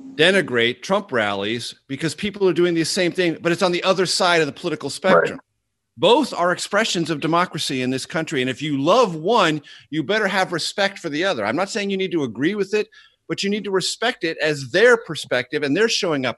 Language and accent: English; San Diego, California, United States; My hometown is San Diego, which I love. Uh, I'm a Californian, not a Washingtonian, and I'm a San Diegan within California.